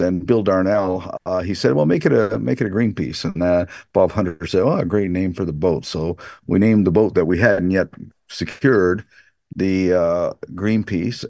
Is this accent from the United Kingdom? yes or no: no; Canada; Canada, this is where I'm from